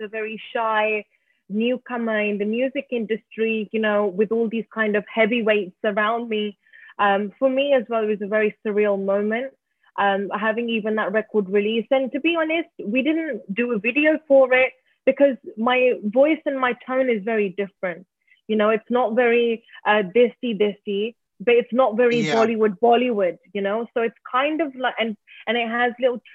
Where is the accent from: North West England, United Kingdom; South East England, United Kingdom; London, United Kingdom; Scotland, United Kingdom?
London, United Kingdom; moved away as an adult; now in Mumbai, India; I'm British Asian, born and bred in London